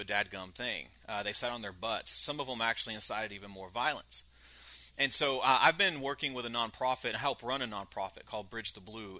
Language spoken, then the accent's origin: English; Brady, Texas, United States; I'm initially from Brady, Texas